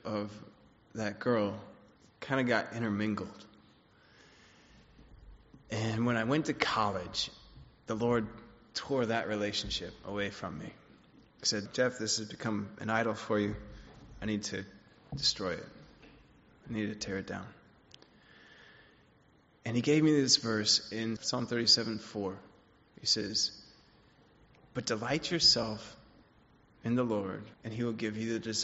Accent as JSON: {"language": "English", "country": "Switzerland", "tie": "born or raised there", "said": "I grew up in Switzerland, and my family wasn't Christian when I was growing up"}